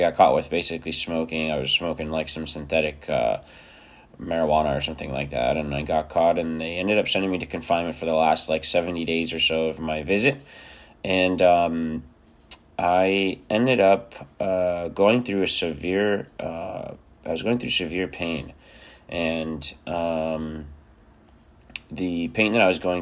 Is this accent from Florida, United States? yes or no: yes; South Florida, United States; also born or lived in Romania; I grew up in South Florida.